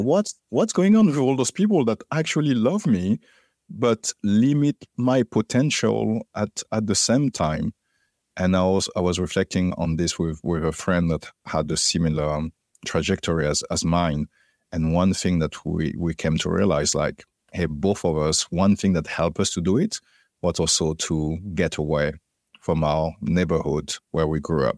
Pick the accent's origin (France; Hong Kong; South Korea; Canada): France; Paris, Île-de-France; moved away; also born or lived in Martinique; I grew up in Paris, in the suburb of Paris